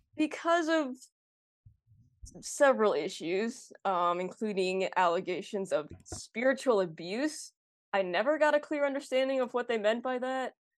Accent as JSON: {"language": "English", "town": "North Oaks", "region": "Minnesota", "country": "United States", "tie": "born or raised there", "also_born_or_lived": "Roseville, Minnesota", "said": "I was born and raised in Minnesota, um, the northern suburbs, so, like, Roseville and then North Oaks."}